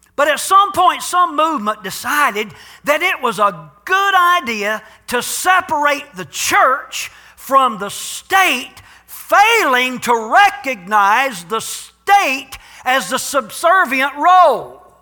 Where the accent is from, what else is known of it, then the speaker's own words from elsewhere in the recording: United States; a bona fide, genuine citizen of the United States of America. I'm an American